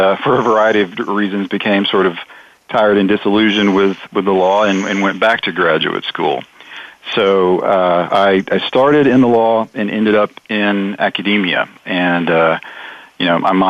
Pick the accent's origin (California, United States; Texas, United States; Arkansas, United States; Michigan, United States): Arkansas, United States; I grew up in the South. I grew up in Arkansas, and so, you know, growing up in the South, you kind of can't avoid the Civil War quite often.